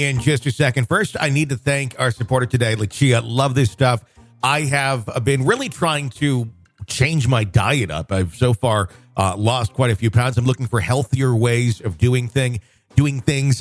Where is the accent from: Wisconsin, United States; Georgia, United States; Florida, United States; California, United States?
Wisconsin, United States; I grew up in Wisconsin.